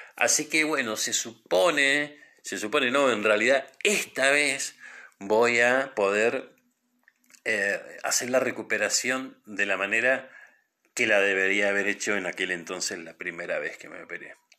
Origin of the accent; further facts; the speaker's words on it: Trelew, Chubut, Argentina; Yo soy de Trelew, de la provincia del Chubut